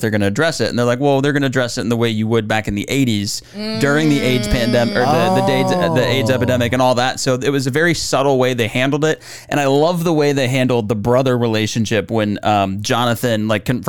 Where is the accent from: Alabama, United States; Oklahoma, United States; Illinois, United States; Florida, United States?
Florida, United States; I'm from Florida